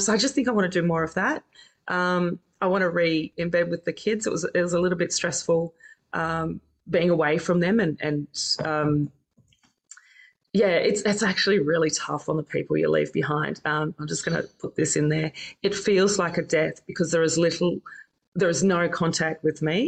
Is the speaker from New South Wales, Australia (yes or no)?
yes; Campbelltown, New South Wales, Australia; also born or lived in New Zealand; now in Double Bay, Australia; I was originally from New Zealand, but then I lived in Campbelltown, grew up in Campbelltown.